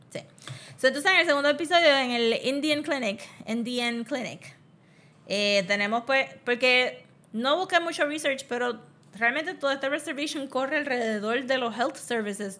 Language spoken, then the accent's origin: Spanish; Puerto Rico; nosotros maybe como puertorriqueños